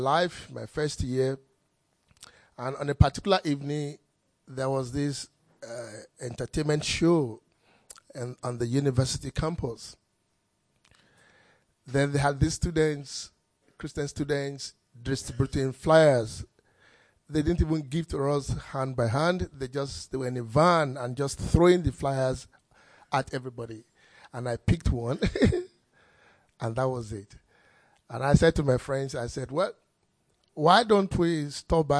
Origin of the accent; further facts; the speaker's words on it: Nigeria; I grew up in Nigeria.